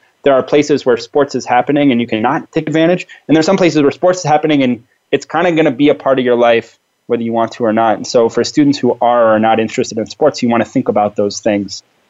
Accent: Tempe, Arizona, United States; also born or lived in Phoenix, Arizona; I grew up in Tempe where Arizona State University is.

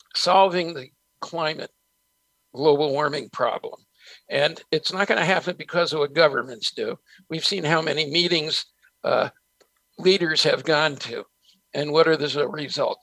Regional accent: San Francisco, California, United States; also born or lived in New Jersey; we moved from New Jersey to San Francisco, and I was a street kid in San Francisco till I hit high school.

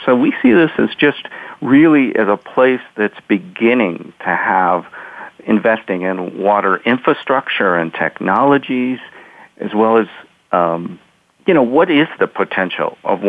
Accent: Pacific Northwest, United States; because I came from the Northwest and there was Washington water power.

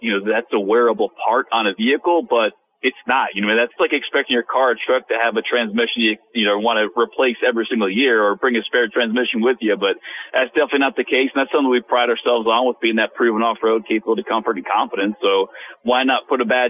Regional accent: Wisconsin, United States; I was born in Wisconsin

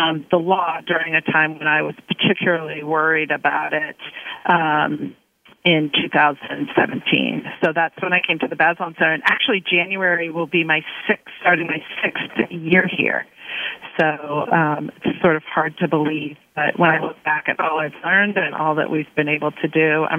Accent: Washington, District of Columbia, United States; I grew up and live on Capitol Hill, about 9 blocks away from the Capitol.

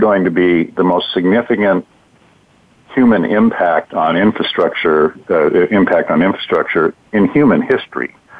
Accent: Newport Beach, California, United States; Newport Beach, my hometown, uh, down in Orange County

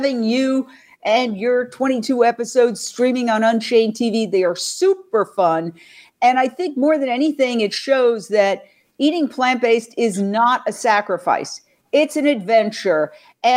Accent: New York City, New York, United States; I grew up in Midtown Manhattan

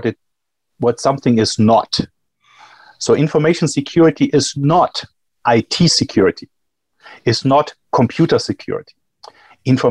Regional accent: Germany; moved away as an adult; also born or lived in Johannesburg, South Africa; now in Chicago, United States; I'm from Germany

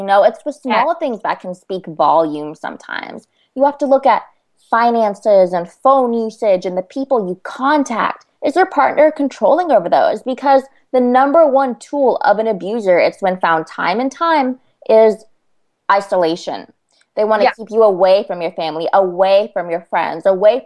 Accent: California, United States; I'm from California

